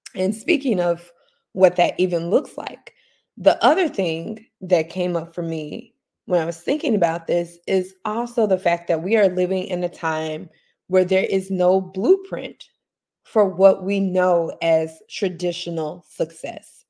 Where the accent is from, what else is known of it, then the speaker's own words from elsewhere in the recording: Memphis, Tennessee, United States; moved away; I am recording this morning from my hometown, uh, Memphis, Tennessee.